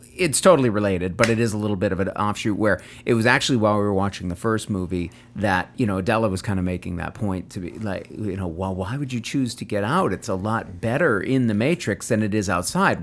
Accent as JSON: {"language": "English", "country": "United States", "said": "I'm an American"}